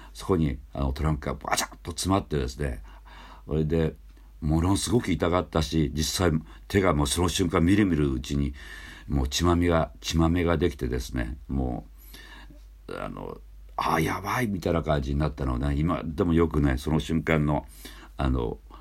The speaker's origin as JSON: {"language": "Japanese", "town": "Hatsukaichi", "region": "Hiroshima", "country": "Japan", "tie": "born or raised there", "said": "僕廿日市町出身"}